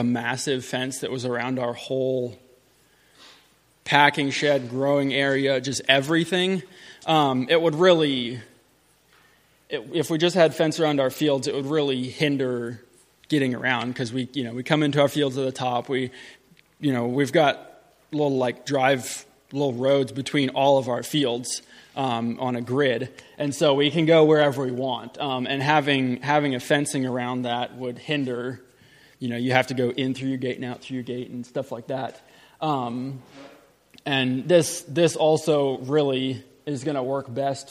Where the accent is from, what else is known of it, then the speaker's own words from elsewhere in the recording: Middle Tennessee, United States; I'm from Middle Tennessee. We have a farm there